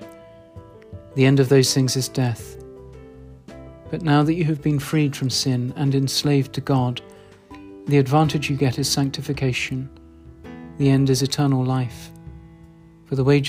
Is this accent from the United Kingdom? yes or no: yes; RP, England, United Kingdom; accent: RP; My unfashionable RP accent